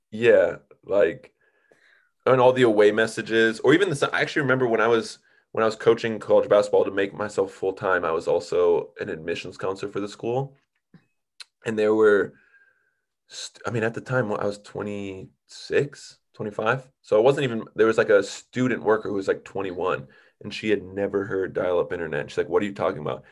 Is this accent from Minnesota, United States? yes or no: yes; Minnesota, United States; moved away as an adult; also born or lived in Boston / Chicago area; now in Southern California, United States; I grew up in Minnesota